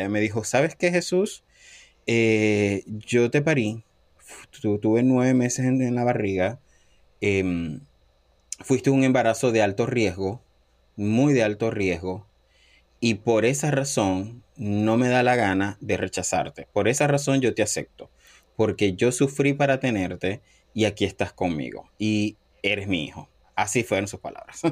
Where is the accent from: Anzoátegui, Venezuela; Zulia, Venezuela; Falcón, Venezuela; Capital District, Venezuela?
Zulia, Venezuela; Cabimas; moved away as an adult; also born or lived in Panama; now in Boston, United States; soy venezolano, eh, nací en, Cabimas, Estado Zulia